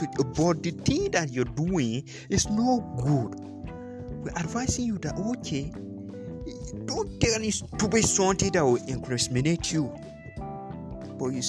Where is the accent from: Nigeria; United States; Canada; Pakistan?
Nigeria; as a Nigerian youth